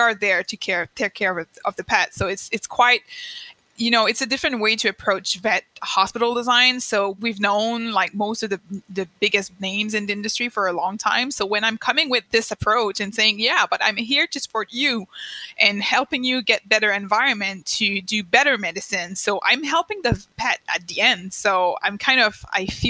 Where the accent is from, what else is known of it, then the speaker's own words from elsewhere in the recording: Eastern Canada, Canada; first language French; English is a second language; I'm French Canadian